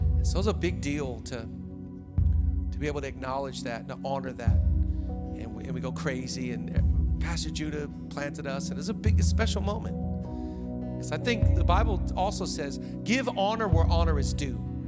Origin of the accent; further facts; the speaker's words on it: Seattle, Washington, United States; moved away as an adult; now in Los Angeles, United States; we're from the Seattle area